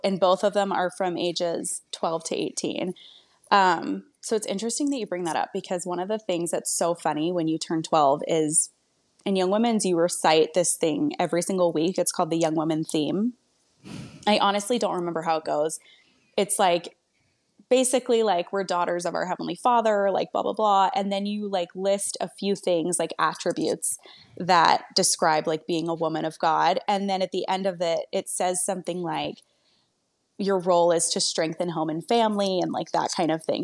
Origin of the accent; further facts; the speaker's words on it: Maryland, United States; moved away as an adult; also born or lived in Arizona; now in Phoenix, United States; I'm actually from Maryland originally